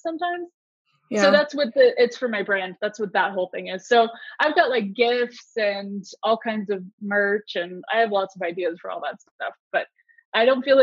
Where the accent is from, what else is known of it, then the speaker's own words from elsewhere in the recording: Southern California, United States; I'm from Southern California